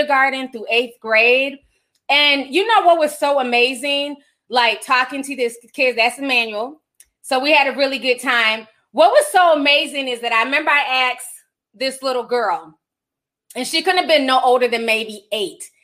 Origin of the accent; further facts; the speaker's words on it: St. Paul, Minnesota, United States; I grew up in St. Paul.